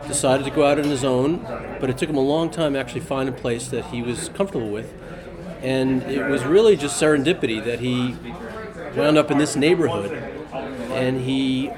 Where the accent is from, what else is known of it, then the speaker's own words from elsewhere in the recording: Long Island, New York, United States; I grew up on Long Island. My parents are from Manhattan, but moved out to Long Island in the 50s